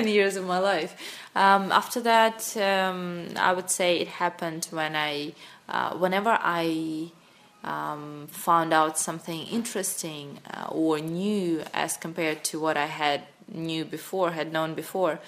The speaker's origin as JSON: {"language": "English", "region": "Sakhalin Oblast", "country": "Russia", "tie": "born or raised there", "also_born_or_lived": "Moscow, Russia / China", "second_language": "English", "moved": "as an adult", "said": "I grew up on a small, on a big island, on a small, uh, in a small town in Russia that is in the north of Japan, far east of Russia, that is called Sakhalin Island"}